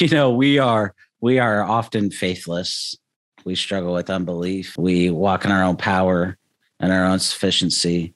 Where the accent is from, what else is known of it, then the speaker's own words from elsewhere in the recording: United States; as American Christians